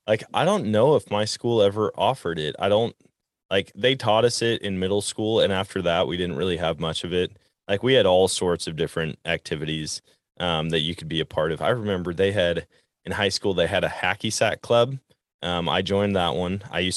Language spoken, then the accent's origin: English; Wisconsin, United States; I know growing up in Wisconsin, they taught archery in middle school, and I'll never forget it.